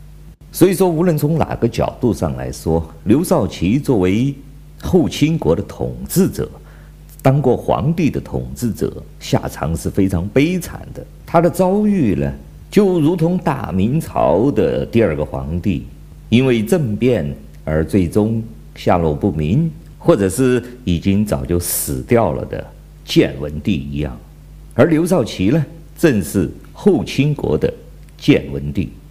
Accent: China; 我是来自中国大陆的

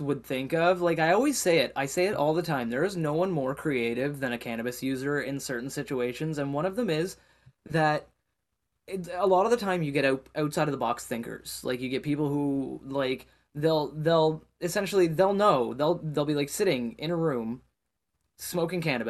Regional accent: Canada; also born or lived in Nova Scotia; as a Canadian

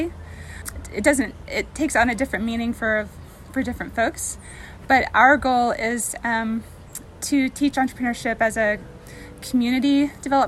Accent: Roane County, Tennessee, United States; moved away as an adult; When I first moved back home, I'm from this area originally. I'm from Roane County

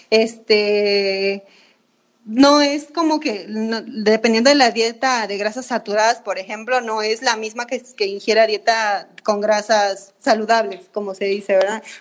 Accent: Bolivia; now in Mexico; De Bolivia.

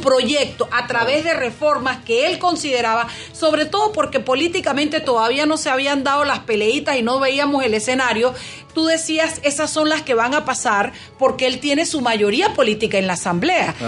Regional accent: Chiriquí, Panama; nací yo en la República Internacional de Chiriquí, bueno, cuando todavía pertenecíamos a Panamá

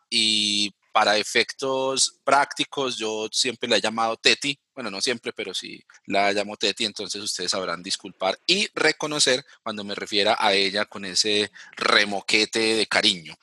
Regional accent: Ibagué, Tolima, Colombia; moved away; desde la ciudad de Ibagué, donde viven mis padres, mi familia, donde yo nací

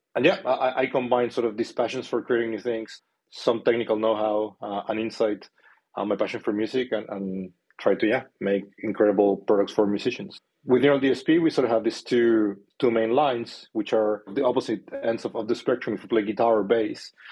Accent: Chile; moved away as an adult; I am from South America, from Chile. Um, so, I am an immigrant. I've been here for 13 years now.

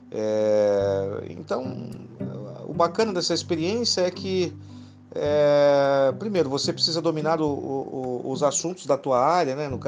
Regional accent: Guarujá, São Paulo, Brazil; now in São Bernardo do Campo, Brazil; Nasci em São Paulo, fui criado no Guarujá e atualmente moro em São Bernardo do Campo desde 1996

